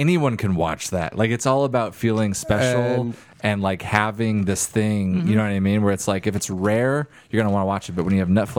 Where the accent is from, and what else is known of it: Oregon, United States; born or raised there; moved away